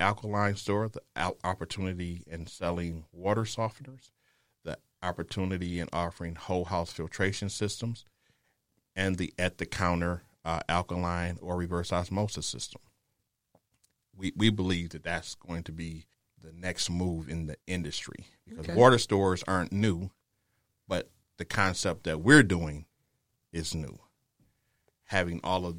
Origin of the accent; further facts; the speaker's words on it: Detroit, Michigan, United States; now in San Antonio, United States; I'm originally from Detroit. That's my home.